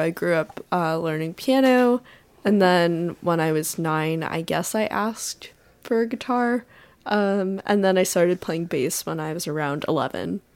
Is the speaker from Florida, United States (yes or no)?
no; northern New Jersey, United States; now in Iowa City, United States; I live in Iowa City right now, um, but I grew up in, uh, northern New Jersey